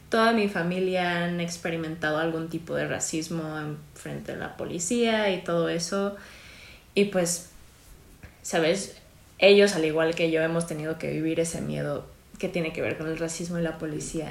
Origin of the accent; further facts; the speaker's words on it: New York, United States; now in Mexico; pues yo soy de Estados Unidos, soy de Nueva York